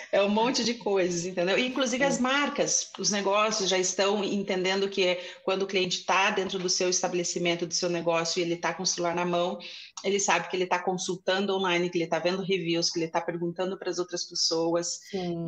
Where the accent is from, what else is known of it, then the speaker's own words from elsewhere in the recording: Curitiba, Paraná, Brazil; eu sou de Curitiba